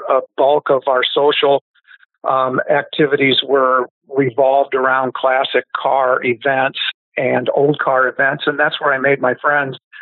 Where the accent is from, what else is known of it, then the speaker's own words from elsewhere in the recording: Iowa, United States; I grew up in Iowa, so we could drive at 14